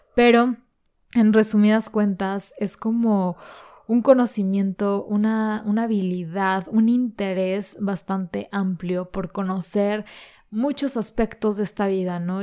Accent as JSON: {"language": "Spanish", "country": "Mexico", "said": "esta desventaja que tenemos como mexicanos"}